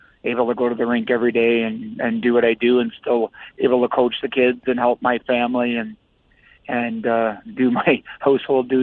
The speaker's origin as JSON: {"language": "English", "town": "Listowel", "region": "Ontario", "country": "Canada", "tie": "born or raised there", "said": "I'm in my hometown coaching junior hockey"}